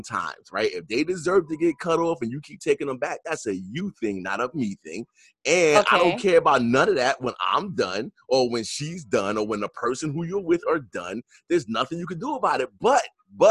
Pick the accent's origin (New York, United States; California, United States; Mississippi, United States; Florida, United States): New York, United States; New York City; I'm from Queens